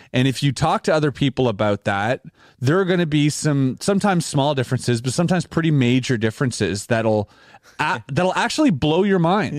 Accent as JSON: {"language": "English", "country": "Canada", "said": "we're Canadian"}